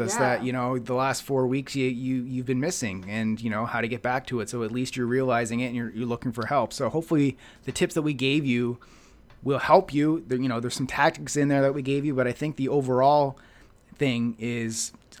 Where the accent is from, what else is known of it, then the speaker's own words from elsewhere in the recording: Halifax, Nova Scotia, Canada; So Neil Armstrong is a buddy of mine back in my hometown of Halifax.